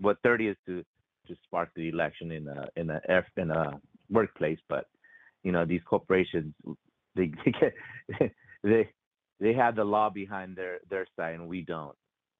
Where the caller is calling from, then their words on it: California, United States; Out here in Southern California, we seem to be a little hotb